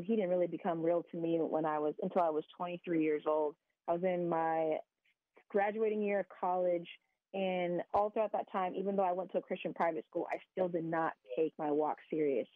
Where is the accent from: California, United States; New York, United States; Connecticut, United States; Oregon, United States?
California, United States; San Diego; I grew up in San Diego, California, aka America's finest city